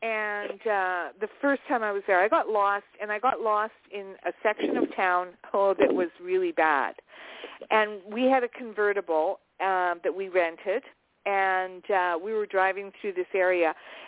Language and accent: English; Canada; I'm from Canada. I'm from Canada.